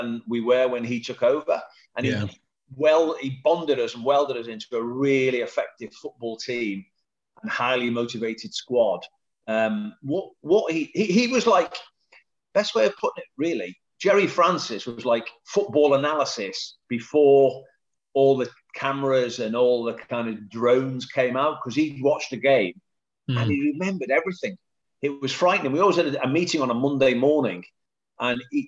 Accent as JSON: {"language": "English", "area": "Merseyside", "region": "North West England", "country": "United Kingdom", "tie": "born or raised there", "moved": "as an adult", "lives_now": "Bristol, United Kingdom", "said": "born and raised on Merseyside"}